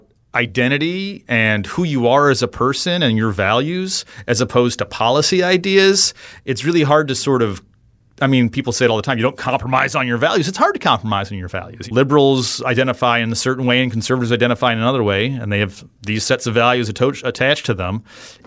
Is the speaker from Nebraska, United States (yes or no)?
no; Wisconsin, United States; also born or lived in Madison; We're all from Wisconsin.